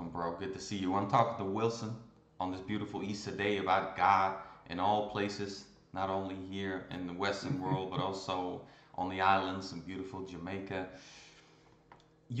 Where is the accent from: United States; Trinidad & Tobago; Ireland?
Ireland; also born or lived in Iran; I was born in Iran and I came to Ireland when I was two